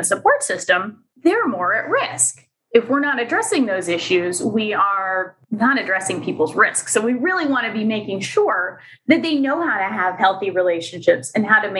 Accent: Pennsylvania, United States; moved away as an adult; also born or lived in New Hampshire; came back to my home state of Pennsylvania

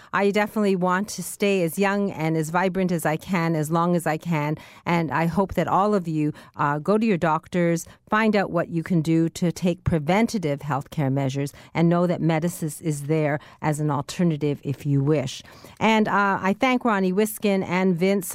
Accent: Canada; as a Canadian

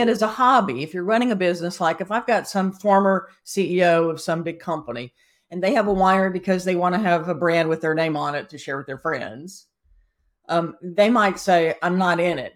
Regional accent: South Carolina, United States; also born or lived in Atlanta, Georgia; now in Napa Valley, United States; I'm from South Carolina, I've moved here from Atlanta, and I show up in Napa Valley

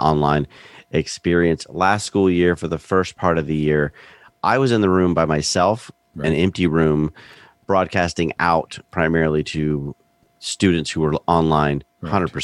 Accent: Central Florida, United States; also born or lived in Belgium / Winston-Salem, North Carolina; I grew up in Central Florida.

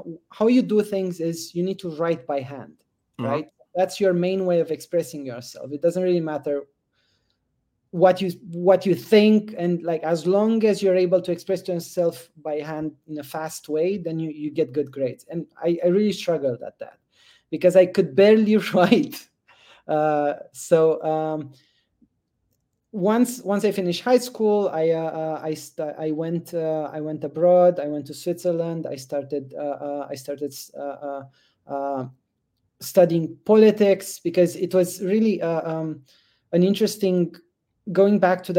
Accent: Romania; moved away; I grew up in Romania just after the communist regime fell

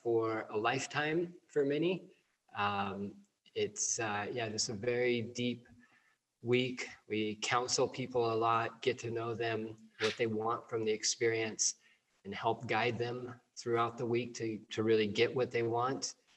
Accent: California, United States; moved away; growing up, at least here in the West, you know, I'm from California originally.

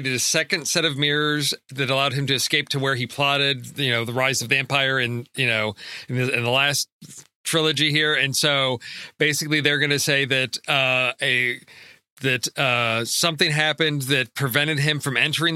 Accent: Chicago, Illinois, United States; growing up in Chicago in the 80s

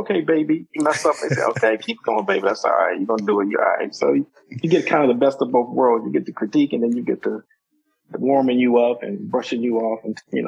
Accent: Washington, District of Columbia, United States; in my hometown in Washington, D.C.

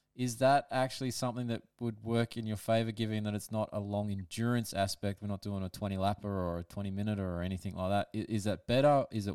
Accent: Sydney, New South Wales, Australia; now in Newcastle, Australia; I'm from Sydney originally too, but up Newcastle way now

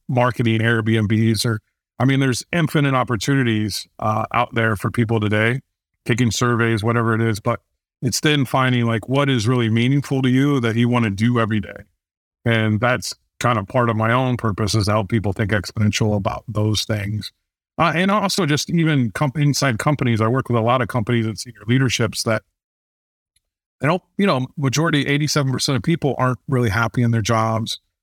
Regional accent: Fort Wayne, Indiana, United States; I grew up in Fort Wayne, Indiana, uh, very small town

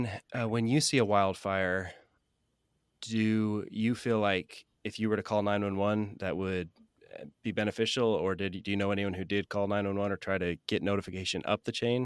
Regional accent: the West, United States; I'm from the West, but never have they come so close to me.

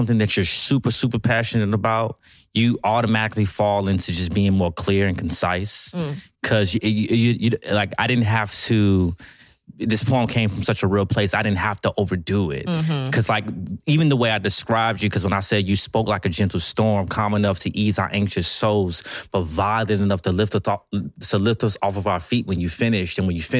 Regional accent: Chicago, Illinois, United States; accent: Chicago; I was telling somebody the other day that you lost and I lost a lot of my Chicago accent and you lost a lot of your St. Louis accent.

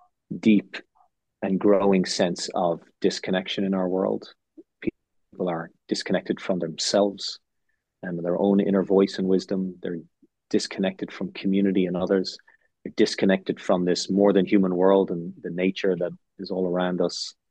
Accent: Ireland; moved away; I also went to a K through 12 school in Ireland

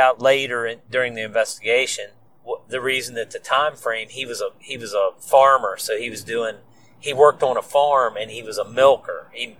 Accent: Hagerstown, Maryland, United States; I came back to my home county of Washington County, which is near Hagerstown, Maryland.

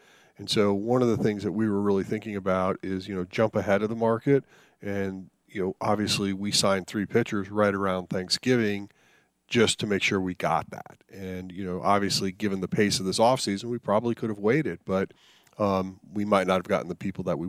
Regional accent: Boulder, Colorado, United States; also born or lived in New Jersey; Then my father worked for IBM. We move as a family out to Boulder, Colorado

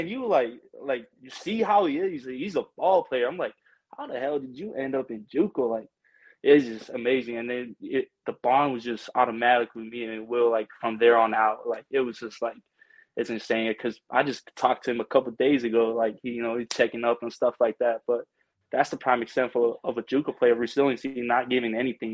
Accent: American Samoa; moved away as an adult; also born or lived in Pleasant Hill, California; now in United States; it says I'm from uh, Pleasant Hill, California, but I'm originally from American Samoa.

